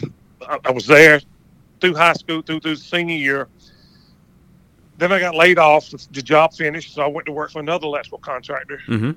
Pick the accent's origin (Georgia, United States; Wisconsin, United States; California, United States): Georgia, United States; Macon; also born or lived in Lizella, Georgia; All right. I was born and raised in Macon, Georgia.